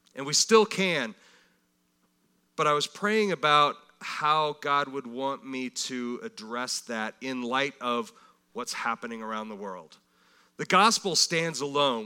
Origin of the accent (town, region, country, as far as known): United States